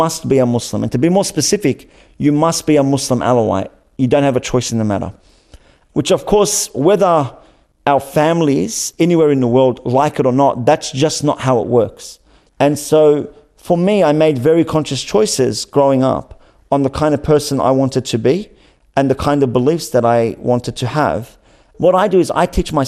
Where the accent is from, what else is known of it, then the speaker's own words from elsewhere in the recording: Australia; growing up in Australia